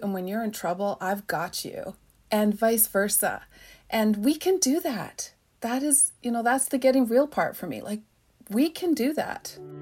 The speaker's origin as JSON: {"language": "English", "area": "Chemainus First Nation", "region": "British Columbia", "country": "Canada", "said": "I'm from Shemanis First Nation"}